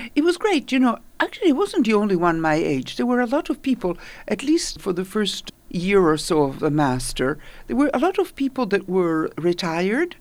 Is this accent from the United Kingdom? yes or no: no; Italy; now in New York, United States; I grew up in Italy.